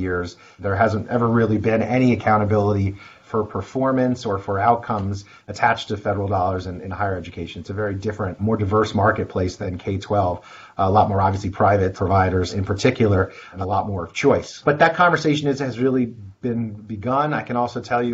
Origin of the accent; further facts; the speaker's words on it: New Jersey, United States; my home state of New Jersey